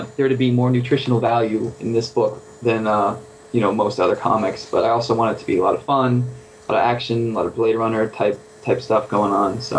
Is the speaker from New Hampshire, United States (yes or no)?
yes; New England, New Hampshire, United States; moved away as an adult; also born or lived in Savannah, Georgia / Hollywood, California; I grew up, you know, in New England